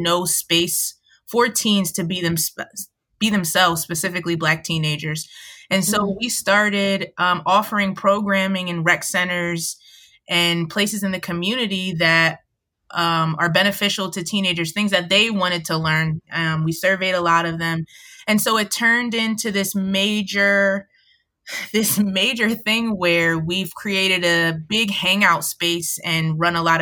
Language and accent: English; Montgomery County, outside Philadelphia, Pennsylvania, United States; now in Philadelphia, United States; I was raised outside of Philly in the suburbs in Montgomery County